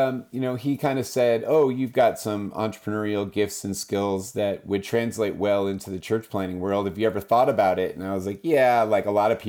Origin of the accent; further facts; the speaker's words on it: Pacific Northwest, United States; born there; I was born in the Pacific Northwest as a kid, kind of traveled around a lot. Our family moved around with my dad's jobs